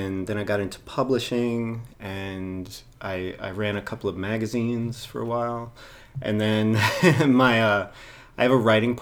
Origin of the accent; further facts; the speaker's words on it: New York City, New York, United States; also born or lived in Los Angeles; I'm born and bred in New York